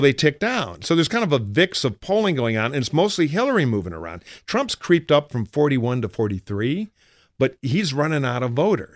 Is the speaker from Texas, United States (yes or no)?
no; Michigan, United States; now in California, United States; I worked for John Engler in my home state of Michigan